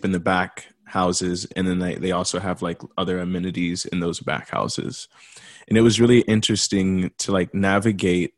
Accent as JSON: {"language": "English", "town": "Dallas", "region": "Texas", "country": "United States", "tie": "born or raised there", "also_born_or_lived": "Louisiana / Florida / Fort Worth", "moved": "as an adult", "lives_now": "Los Angeles, United States", "said": "I am from Dallas, Fort Worth. So yeah, I grew up in Dallas, Fort Worth. I was born in Louisiana, spent like 7 or 8 years in Florida, and then I moved to Fort Worth"}